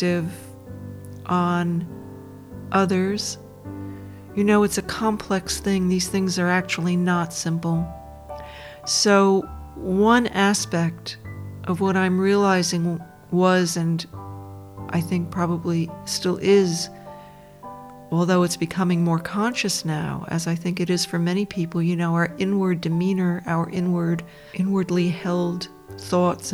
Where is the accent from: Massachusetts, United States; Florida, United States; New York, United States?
New York, United States; Dobbs Ferry; now in Australia; I was born in the United States, in a suburb of New York, a middle-class suburb for the most part, called Dobbs Ferry, on the shores of the Hudson River